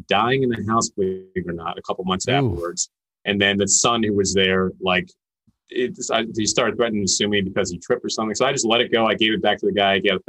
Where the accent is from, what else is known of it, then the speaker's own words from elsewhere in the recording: Philadelphia, Pennsylvania, United States; I'm from Philly and that's where I'm at. And pretty much grew up in the suburbs here